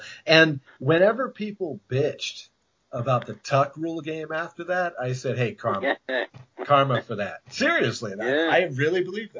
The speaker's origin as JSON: {"language": "English", "region": "New England", "country": "United States", "tie": "born or raised there", "said": "I was growing up in New England, so I'm, what, maybe 6 or 7 years behind you. So late 70s, early 80s."}